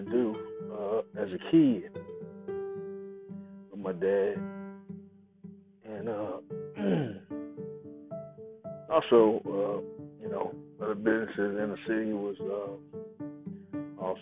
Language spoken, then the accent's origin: English; Tulsa, Oklahoma, United States; moved away; Growing up in Tulsa, Oklahoma, was a little different